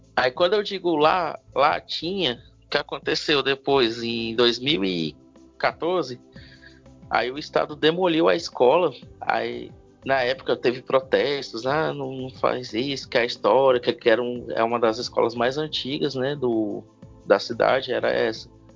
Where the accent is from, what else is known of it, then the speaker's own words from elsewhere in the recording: Itapajé, Ceará, Brazil; moved away as an adult; now in Sobral, Brazil; eu não sou de Sobral, né? Eu sou de uma cidade chamada Itapajé, que fica a 110 quilômetros de Sobral.